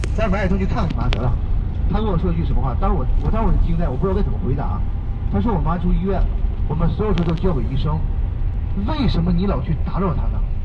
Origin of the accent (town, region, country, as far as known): China; moved away as an adult; now in Japan